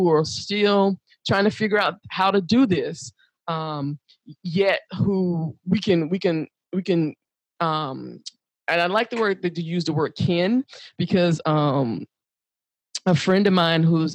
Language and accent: English; United States; I'm African American, because I'm from the United States